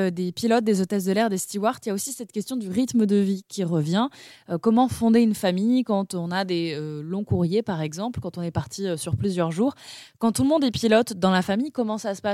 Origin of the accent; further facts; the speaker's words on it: Strasbourg, Grand Est, France; moi, je suis pas du tout de Paris, enfin, je suis de Strasbourg